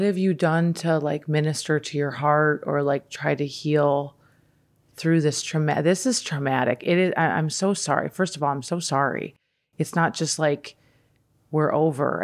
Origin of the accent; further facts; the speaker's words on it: Midwest, United States; moved away; I grew up in the Midwest.